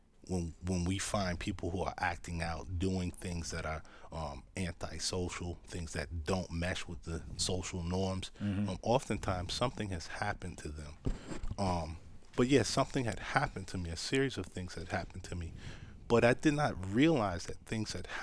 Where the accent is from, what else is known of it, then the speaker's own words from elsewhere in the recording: Rochester, New York, United States; also born or lived in Henrietta, New York; I'm originally from Rochester, New York, the west side, right off of Genesee Street